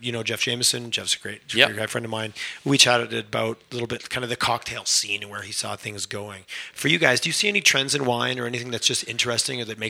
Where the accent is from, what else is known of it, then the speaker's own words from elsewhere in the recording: Montreal, Quebec, Canada; now in Calgary, Canada; growing up in Montreal